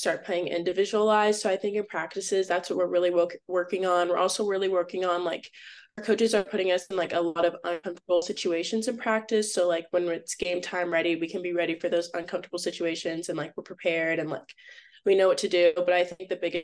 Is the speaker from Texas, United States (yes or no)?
yes; Austin, Texas, United States; moved away as an adult; now in Atlanta, United States; I'm from Austin, so like that was my hometown too.